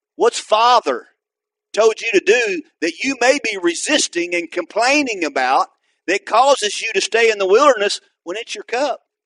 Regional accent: Atoka, Oklahoma, United States; where I went back to start a church was in my hometown

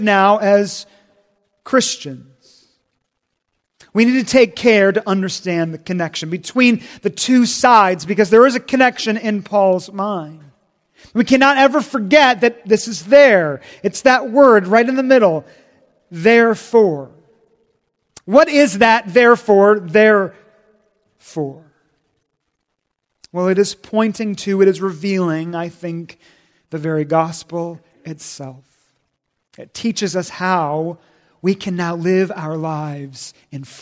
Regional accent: Washington, United States; moved away; I grew up in Washington State, 3,000 miles away

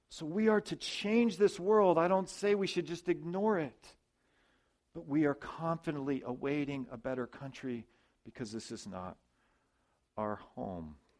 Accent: United States; I'm a citizen of the U.S., I'm an American

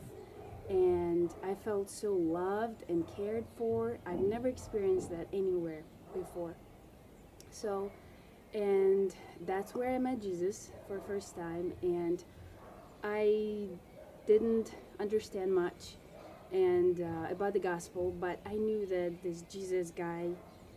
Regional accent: Ukraine; also born or lived in Russia; When I was 8 years old, we moved to Ukraine

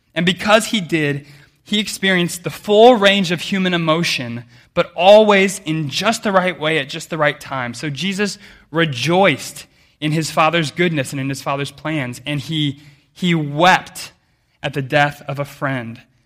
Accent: United States; I grew up way inland in America

